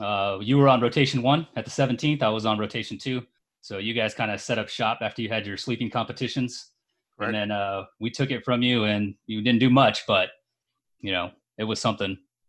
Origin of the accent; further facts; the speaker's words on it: Riverside County, California, United States; also born or lived in Long Beach, California / Colorado; now in Central California, United States; I'm from Long Beach, California. I kind of grew up inland in Riverside County.